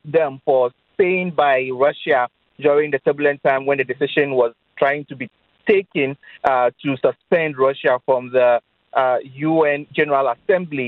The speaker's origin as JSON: {"language": "English", "country": "Ghana", "said": "I'm Ghanaian."}